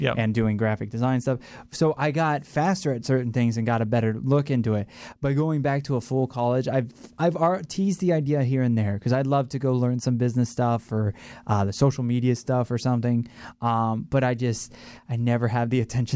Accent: Ohio, United States; moved away as an adult; now in Florida, United States; I loved growing up in Ohio, but once you get to a certain age, it's like, it's time to go. And, you know, 2008, I was almost 21, and I moved down to Florida

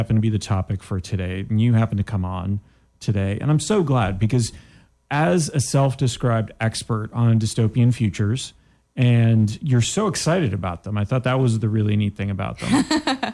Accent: Canada; I am from Canada

